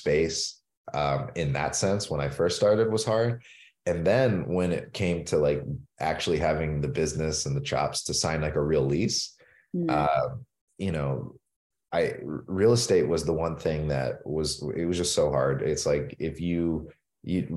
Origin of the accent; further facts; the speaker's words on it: Pittsburgh, Pennsylvania, United States; I grew up in Pittsburgh, Pennsylvania, and it's a city that is very proud of its sports traditions